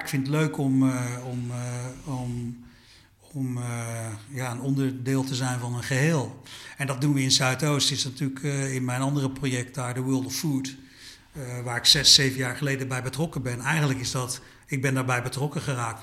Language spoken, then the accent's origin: Dutch; Suriname; now in Netherlands; Ik ben in Suriname geboren